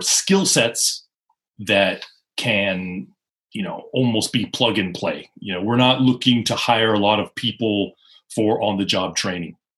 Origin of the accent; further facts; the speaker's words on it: Seattle, Washington, United States; moved away as an adult; also born or lived in Osaka, Japan; now in Japan; I went back to the United States, to my hometown, Seattle